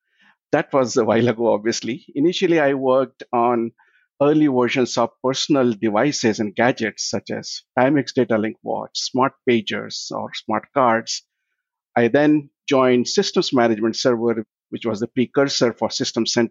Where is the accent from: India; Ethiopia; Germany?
India; moved away as an adult; also born or lived in Sydney, Australia; now in United States; I was born and I grew up in India